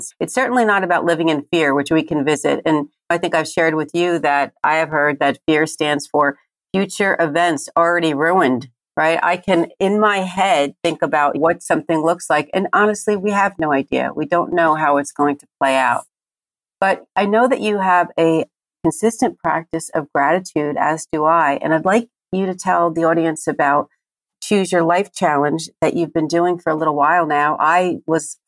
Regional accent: New Jersey, United States; I am from Jersey

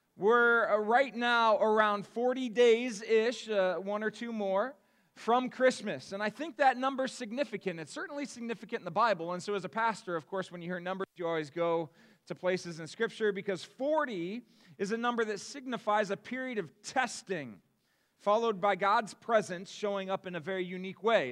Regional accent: Akron, Ohio, United States; moved away as an adult; also born or lived in Cedarville, Ohio; I was born and raised in Akron, Ohio

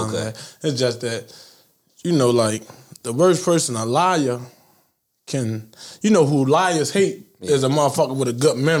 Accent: Baltimore, Maryland, United States; I'm from Baltimore.

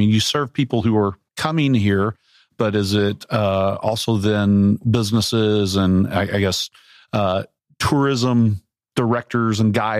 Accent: Arkansas, United States; moved away; growing up in Arkansas, I grew up in Central Arkansas.

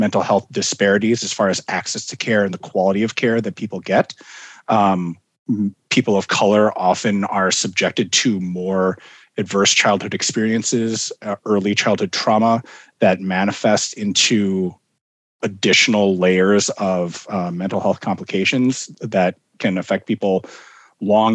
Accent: Minnesota, United States; also born or lived in Fort Bragg, North Carolina; moved to Minnesota when I was just months old

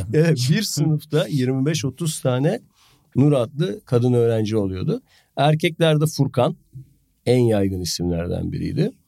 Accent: a town in the South Marmara, Turkey; 10 bin nüfuslu bir Güney Marmara kasabasında büyüdüm

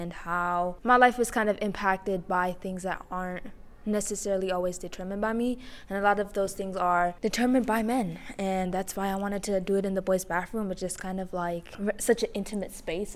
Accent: Germany; I am from Germany.

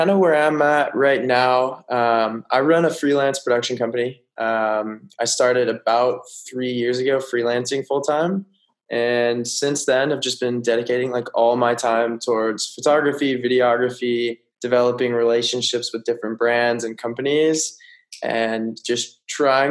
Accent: Colorado, United States; Growing up in Colorado

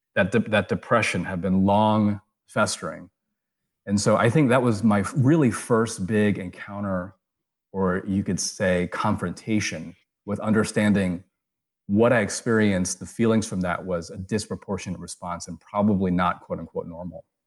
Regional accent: United States; me being Asian American, me having an Eastern upbringing

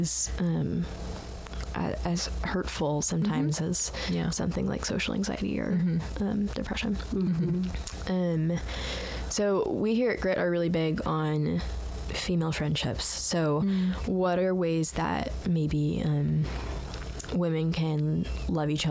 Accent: Texas, United States; moved away as an adult; I'm from Texas

